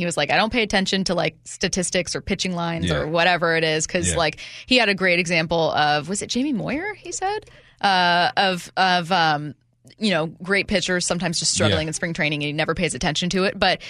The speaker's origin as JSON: {"language": "English", "town": "Seattle", "region": "Washington", "country": "United States", "lives_now": "New Mexico, United States", "said": "I'm from Seattle, but live in New Mexico."}